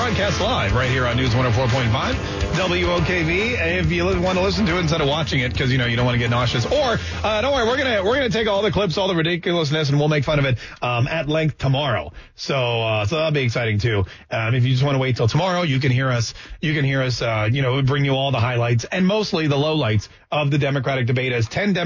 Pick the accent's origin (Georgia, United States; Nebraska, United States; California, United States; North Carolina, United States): North Carolina, United States; Winston-Salem; I grew up in Winston-Salem, North Carolina